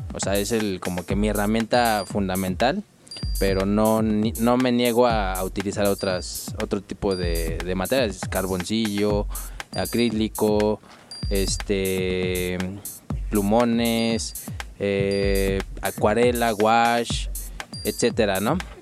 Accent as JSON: {"language": "Spanish", "region": "Mexico City", "country": "Mexico", "tie": "born or raised there", "said": "nací en, la Ciudad de México"}